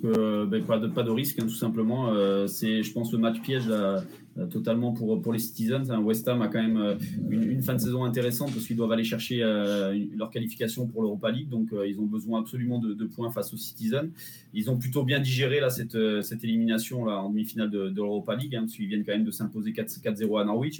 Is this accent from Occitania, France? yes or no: no; Clermont-Ferrand, Auvergne-Rhône-Alpes, France; moved away as an adult; also born or lived in south of France; depuis que j'ai quitté Clermont et, et, que je suis maintenant dans le sud de la France